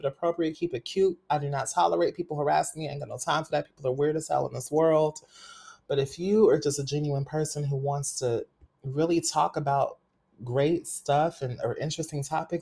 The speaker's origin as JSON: {"language": "English", "town": "Fresno", "region": "California", "country": "United States", "said": "I'm originally from Fresno, California"}